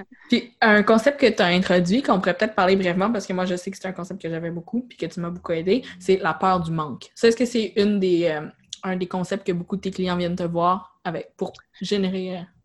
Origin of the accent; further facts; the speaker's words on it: Quebec, Canada; en tant que Québécois, on n'est pas habitué de payer